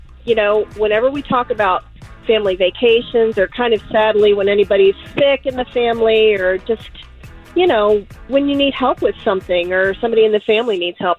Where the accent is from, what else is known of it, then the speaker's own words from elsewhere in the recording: Altamont, United States; I'm from Altamont.